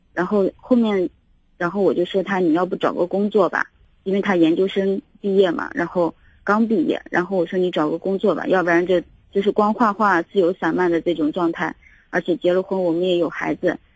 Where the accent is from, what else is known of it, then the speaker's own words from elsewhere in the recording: northern China, China; now in Xi'an, China; 他是南方人，我是北方人